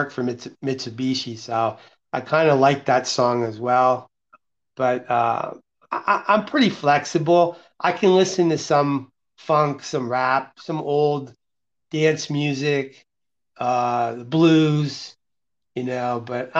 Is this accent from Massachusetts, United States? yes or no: no; Allentown, Pennsylvania, United States; moved away as an adult; now in Las Vegas, United States; that's where I grew up, in the Allentown, Bethlehem, Easton area